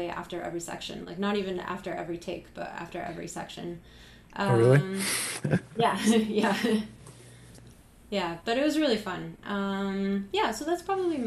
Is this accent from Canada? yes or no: yes; Canada; I'm Canadian